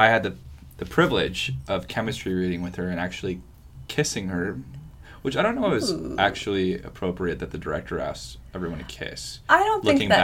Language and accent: English; San Diego, California, United States; I grew up in San Diego, and I had the Del Mar Fair every year